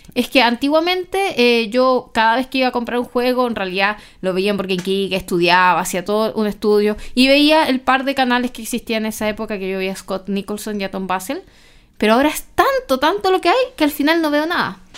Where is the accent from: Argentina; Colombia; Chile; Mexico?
Chile; de Chile